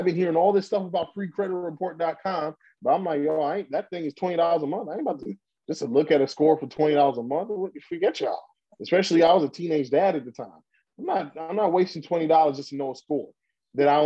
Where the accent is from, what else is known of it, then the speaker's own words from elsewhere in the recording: New York City, New York, United States; we grew up in Brooklyn, New York, in an area called Crown Heights